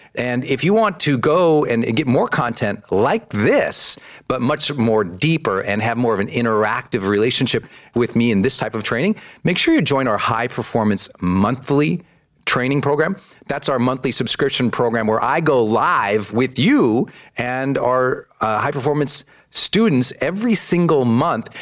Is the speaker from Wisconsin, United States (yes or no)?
no; Montana, United States; I'm from Montana